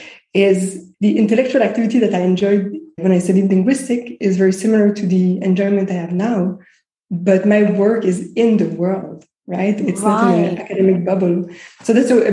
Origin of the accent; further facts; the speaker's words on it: Montreal, Quebec, Canada; moved away; also born or lived in Greece / Israel; So I was born in Montreal. I'm based in Montreal now, but I spent many years living abroad. So I lived in Greece and in Israel.